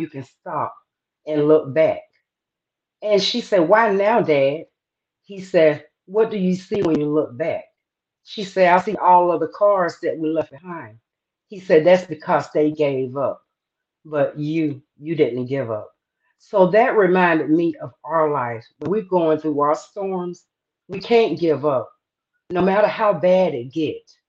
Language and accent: English; the South, United States; I am from the South